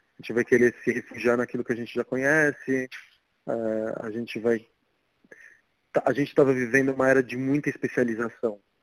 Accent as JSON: {"language": "Portuguese", "region": "São Paulo", "country": "Brazil", "tie": "born or raised there", "also_born_or_lived": "Argentina", "said": "E eu morei toda a minha vida aqui na Santa Cecília"}